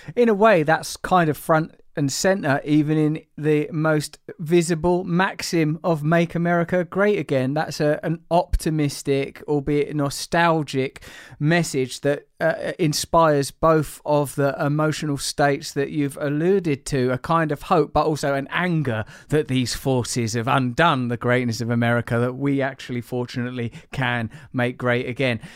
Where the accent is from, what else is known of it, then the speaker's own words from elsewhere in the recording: England, United Kingdom; as an English person